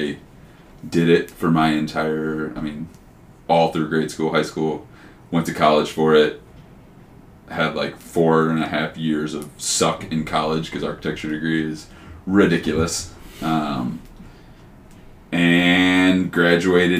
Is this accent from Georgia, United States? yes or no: no; Cold Spring, Kentucky, United States; also born or lived in Cincinnati, Ohio; Born in Cincinnati. I grew up in Northern Kentucky. I always tell people I grew up in Cincinnati just because nobody knows where Cold Spring, Kentucky is